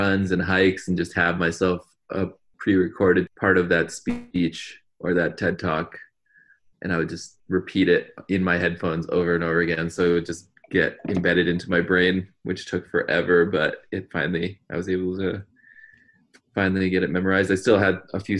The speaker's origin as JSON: {"language": "English", "town": "Glastonbury", "region": "Connecticut", "country": "United States", "tie": "born or raised there", "also_born_or_lived": "India", "moved": "yes", "lives_now": "Montana, United States", "said": "I was growing up in Connecticut, which is a very white community in Glastonbury"}